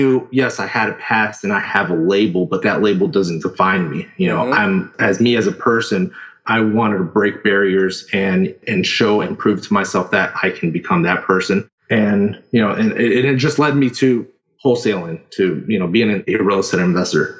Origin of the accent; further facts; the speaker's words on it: Houston, Texas, United States; now in Sarasota, United States; I'm originally from Houston, Texas